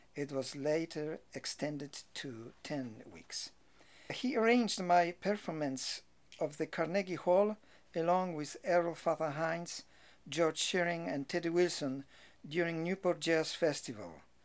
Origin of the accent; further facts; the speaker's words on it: Rybnik, Silesian Voivodeship, Poland; moved away as an adult; also born or lived in Czech side of Polish-Czechoslovakian border / Katowice / Krakow; now in New York, United States; I was born on the Czech side of Polish-Czechoslovakian border during German occupation of Europe of Polish parents, who after the Second World War returned to Poland